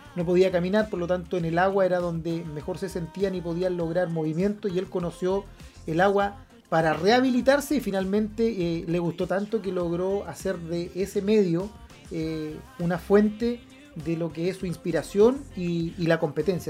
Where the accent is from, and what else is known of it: Chile